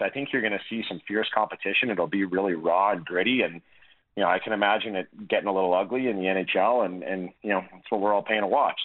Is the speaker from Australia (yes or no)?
no; Calgary, Alberta, Canada; being Canadian, being Albertan, being Calgarian